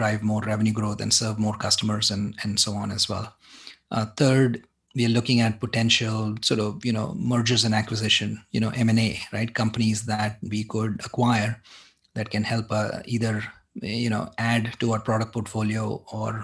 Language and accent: English; Mumbai, Maharashtra, India; moved away as an adult; also born or lived in Boston, United States / San Francisco Bay Area, United States; now in San Francisco, United States; I grew up in Mumbai. I went to school there